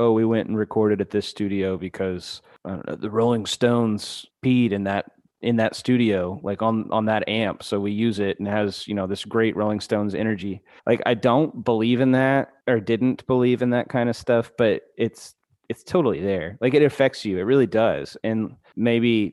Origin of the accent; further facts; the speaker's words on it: Dallas, Texas, United States; also born or lived in Houston; I was born and raised in Dallas